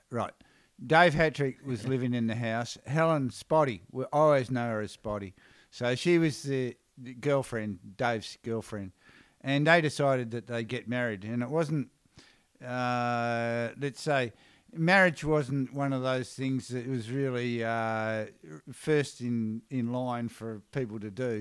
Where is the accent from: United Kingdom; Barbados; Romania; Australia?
Australia; Perth, Western Australia; also born or lived in Coffs Harbour, New South Wales; I grew up in Perth